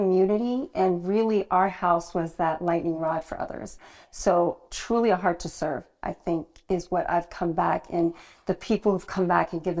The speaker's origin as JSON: {"language": "English", "region": "New Jersey", "country": "United States", "tie": "born or raised there", "also_born_or_lived": "Nigeria", "moved": "as an adult", "lives_now": "London, United Kingdom", "said": "So born in Nigeria, raised by Nigerian parents in New Jersey"}